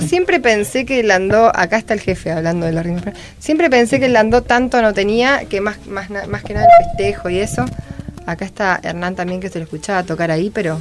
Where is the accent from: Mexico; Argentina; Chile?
Argentina; desde chicos como folclore argentino